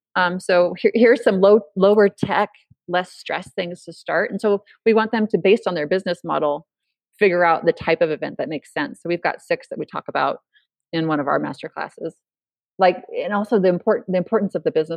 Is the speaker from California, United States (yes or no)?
yes; California, United States; also born or lived in Idaho; now in Boise, United States; I'm from California